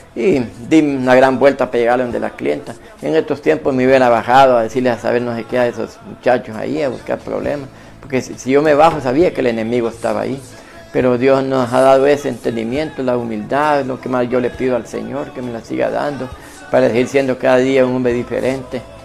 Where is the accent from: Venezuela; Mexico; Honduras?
Honduras; San José, Copán; ese lugar de Vivistorio donde yo nací